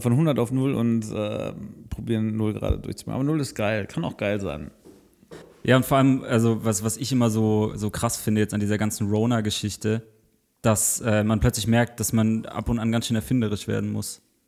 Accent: Southern Germany, Germany; ich komme aus Süddeutschland, bei uns gab es Quick noch im Süden

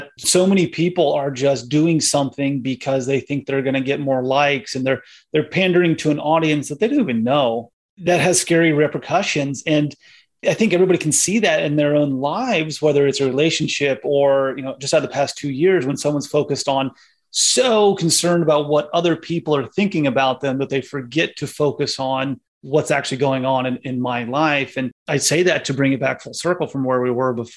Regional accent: Indiana, United States; a native Hoosier here in Indiana.

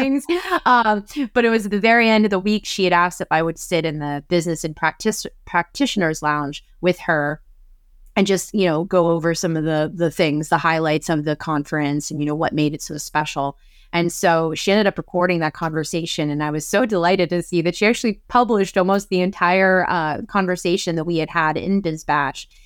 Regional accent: Pennsylvania, United States; my home state of Pennsylvania

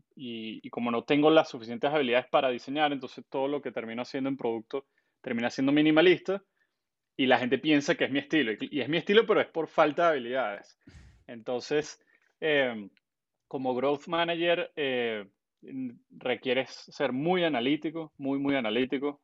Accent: Caracas, Capital District, Venezuela; also born or lived in San Antonio de los Altos, Miranda, Venezuela; yo venezolano, eh, nací en Caracas, pero viví mitad de mi infancia en San Antonio de los Altos

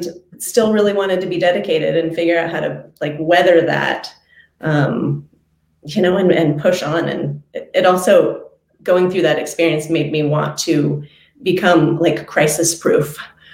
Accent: Eugene, Oregon, United States; I am from Eugene, Oregon. I'm a total native Oregonian

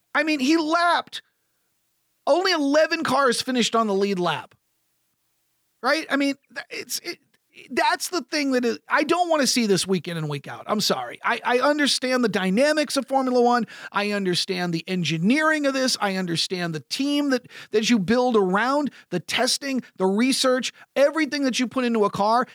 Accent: United States; as an American sports broadcaster

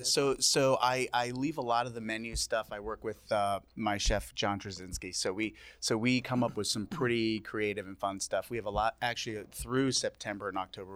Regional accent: Southampton, New York, United States; moved away as an adult; also born or lived in Brooklyn, New York; now in Southampton, United States; I grew up in Southampton

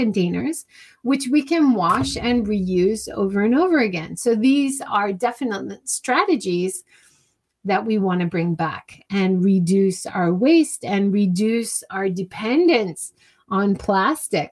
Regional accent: Hawaii, United States; now in Japan; growing up in Hawaii

